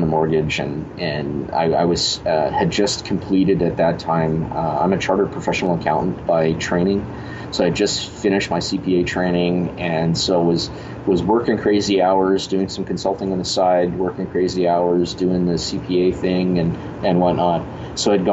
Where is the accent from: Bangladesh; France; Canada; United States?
Canada; Winnipeg, Manitoba; go out of Winnipeg or leave my hometown